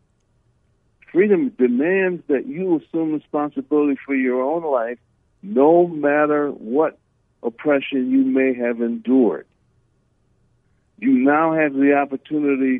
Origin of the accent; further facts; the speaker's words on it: United States; I'm an American